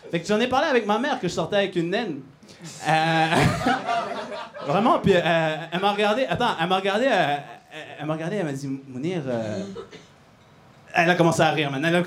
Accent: Montreal, Quebec, Canada; Bon, comme vous pouvez entendre, je viens de Montréal pour euh, venir faire trois minutes de blague

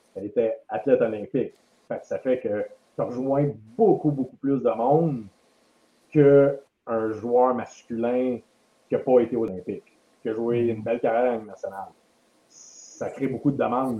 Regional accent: Quebec, Canada; je suis un Québécois.

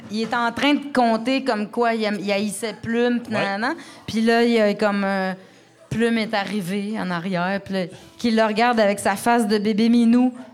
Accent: Quebec, Canada; originaire du Saguenay et je vis depuis peu à Repampoche.

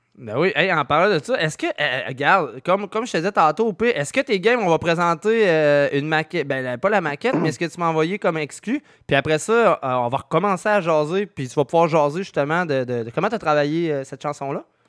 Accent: Quebec, Canada; je viens de Québec

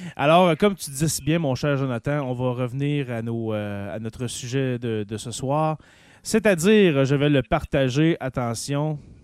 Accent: Quebec, Canada; accent: Québécois

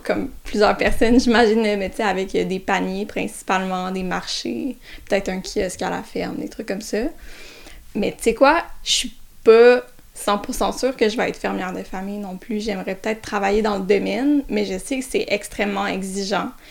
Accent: South Shore of Montreal, Quebec, Canada; je viens d'arriver la sud de Montréal

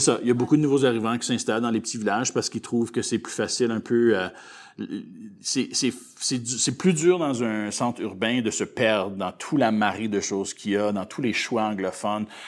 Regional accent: Gravelbourg, Saskatchewan, Canada; also born or lived in Calgary, Alberta; je suis un petit gars de l'Ouest. Hein? Donc, euh, moi, je suis né à Calgary mais euh, j'ai été euh, déjà, depuis un très jeune âge, je, suis arrivé à Gravelbourg ici en Saskatchewan

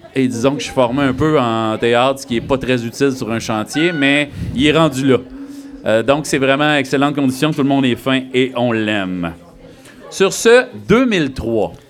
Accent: Sullivan, Quebec, Canada; moved away; je viens de Sullivan, euh, la culture, c'était la TV

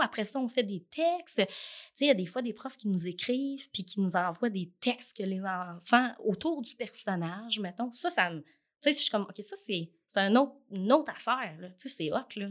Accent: Trois-Rivières, Quebec, Canada; also born or lived in Lanaudière, Quebec / Jonquière, Quebec; now in Lavaltrie, Canada; Je suis née à Trois-Rivières. Puis je suis arrivée ici, j'avais 11 ans, en sixième année. Euh, donc, j'ai fait toute mon école secondaire ici, à Thérèse-Martin

